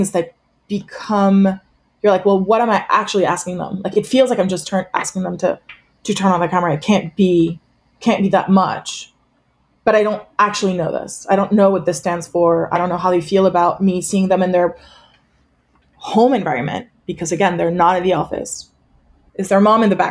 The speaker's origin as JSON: {"language": "English", "country": "France", "also_born_or_lived": "United States", "moved": "yes", "said": "I am French originally"}